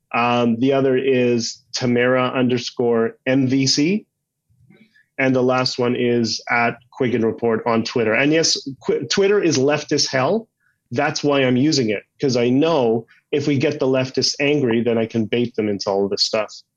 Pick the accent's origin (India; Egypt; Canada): Canada; we're Canadian